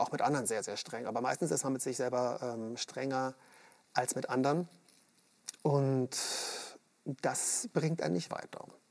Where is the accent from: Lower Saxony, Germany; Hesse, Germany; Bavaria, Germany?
Bavaria, Germany; Munich; ich komme aus München